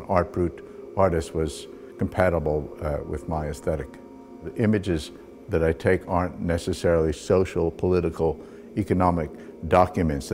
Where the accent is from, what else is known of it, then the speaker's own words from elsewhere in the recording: New York City, New York, United States; moved away as an adult; now in Johannesburg, South Africa; I was born in New York, and I've lived the last 37 years in Johannesburg, South Africa.